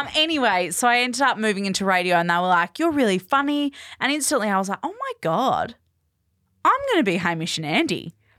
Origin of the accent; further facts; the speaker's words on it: Perth, Western Australia, Australia; moved away as an adult; also born or lived in Bunbury; I grew up in Perth